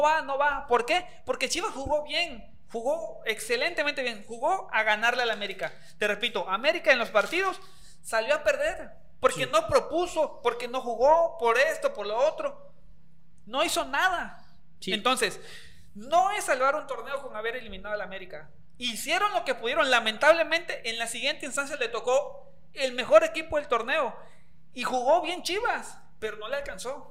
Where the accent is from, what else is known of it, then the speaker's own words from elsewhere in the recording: Mexico; a mí como aficionado, como mexicano